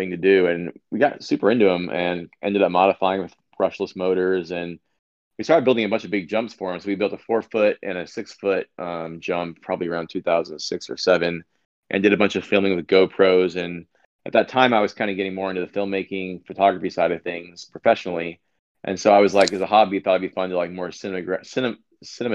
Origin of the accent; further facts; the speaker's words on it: Southern California, United States; I grew up in Southern California. I still live in Los Angeles.